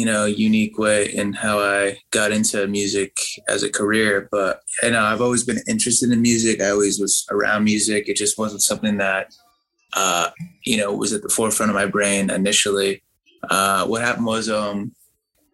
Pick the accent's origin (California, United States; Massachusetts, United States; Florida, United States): Massachusetts, United States; Sandwich; also born or lived in Boston, Massachusetts; I grew up in Boston and my family moved down south of Boston, to this little town called Sandwich